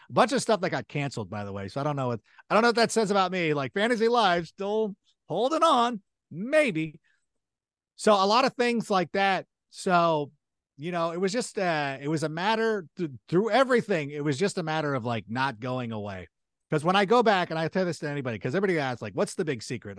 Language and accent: English; Southern California, United States; also born or lived in Chicago, Illinois; I was a local kid out here in Southern California, grew up out here